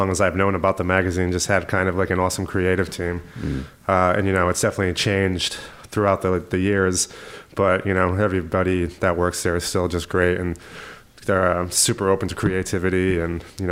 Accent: Rhode Island, United States; also born or lived in Massachusetts; I was born in Rhode Island, grew up there basically my whole life until I went to college

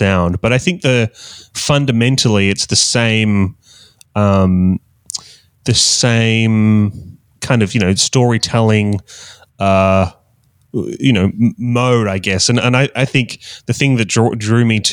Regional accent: Australia; accent: Australian; I'm from Australia, hence the Australian accent.

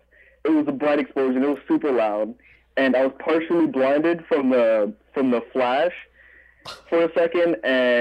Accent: New York City, New York, United States; also born or lived in North Carolina; Yeah, I grew up here.

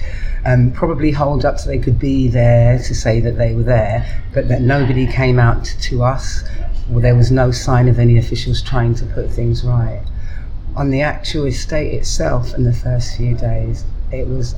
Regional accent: London, United Kingdom; I grew up on the Lancaster West estate

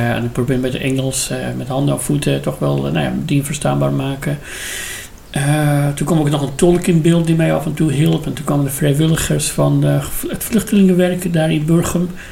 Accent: Iran; Dutch is a second language; moved away as an adult; now in Netherlands; ik uit Iran kom

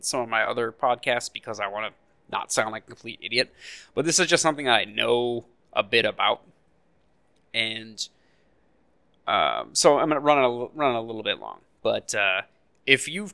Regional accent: United States; as an American

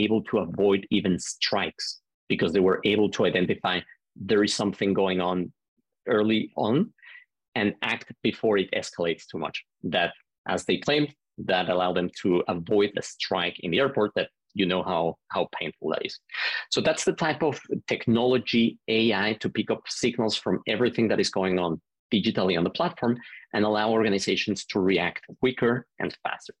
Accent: Mexico City, Mexico; moved away as an adult; originally, I'm from Mexico City. I grew up and was born there, lived the first 19 years there.

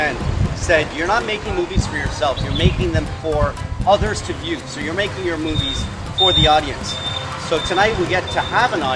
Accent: Ho Chi Minh City, Vietnam; here we are in my hometown

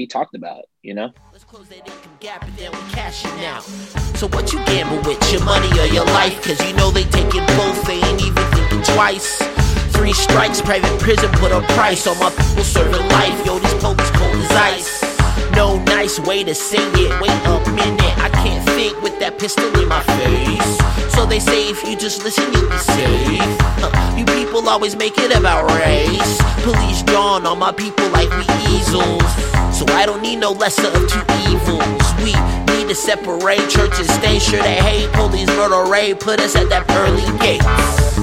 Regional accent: Houston, Texas, United States; growing up in Houston

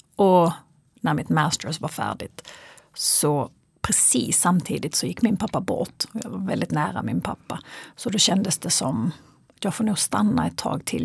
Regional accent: Kristianstad, Skåne, Sweden; moved away as an adult; also born or lived in Los Angeles, United States; now in Stockholm, Sweden; jag är född och uppvuxen i Kristianstad

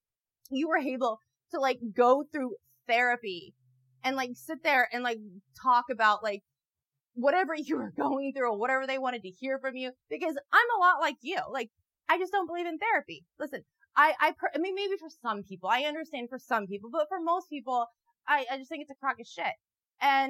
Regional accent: Midwest, United States; I'm from the Midwest

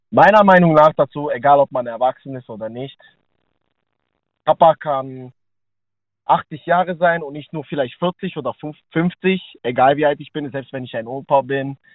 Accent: Slovakia; German is a second language; now in Germany; Also, ich komme aus der Slowakischen Republik, lebe hier seit ähm, zwölf Jahren.

